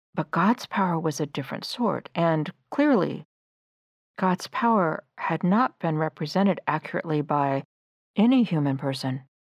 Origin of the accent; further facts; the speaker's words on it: United States; also born or lived in Hamburg, Germany; an American high school graduate, to begin a year as a foreign exchange student